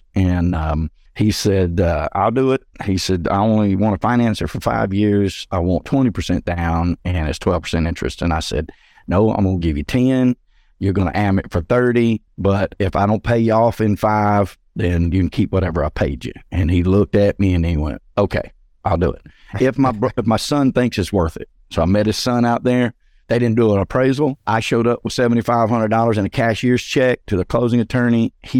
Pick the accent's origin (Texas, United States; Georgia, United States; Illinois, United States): Georgia, United States; So I came back to my hometown north of Atlanta in the suburbs. I'm about 45 minutes northeast of the city.